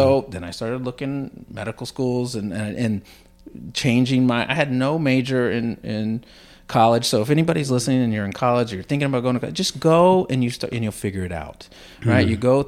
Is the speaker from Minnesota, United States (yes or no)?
no; Tampa, Florida, United States; So I was born and raised in Tampa, Florida. Stayed there through high school and college.